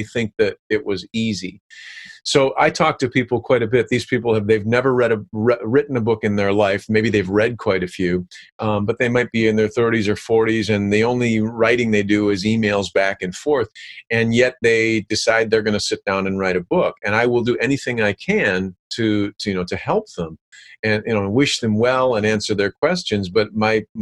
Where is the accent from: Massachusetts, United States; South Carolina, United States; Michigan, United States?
Michigan, United States; i lived on i grew up on the AuSable river i was a fly fisherman